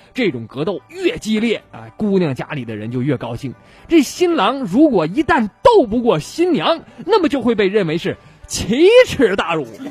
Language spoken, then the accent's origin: Chinese; Shenyang, Liaoning, China; 咱们沈阳这边北方这边